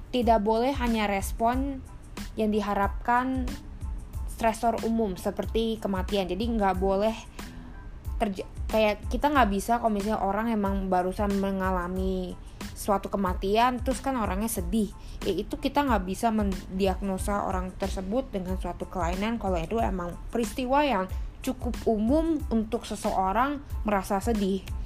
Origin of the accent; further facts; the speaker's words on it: Indonesia; kita sering orang Indonesia